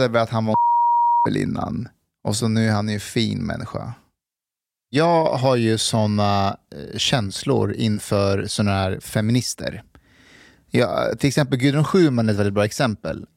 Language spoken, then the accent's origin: Swedish; Afghanistan; now in Sweden; jag är ju afghan